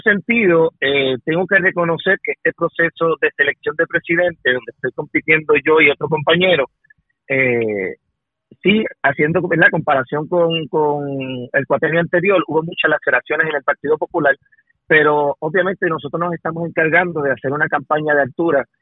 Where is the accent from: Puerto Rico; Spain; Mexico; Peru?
Puerto Rico; Ciales